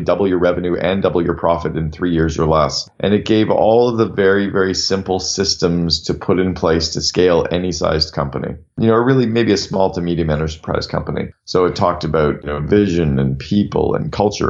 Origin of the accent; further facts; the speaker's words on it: Canada; also born or lived in United States; I'm from Canada and I live half time in Canada and half time in the US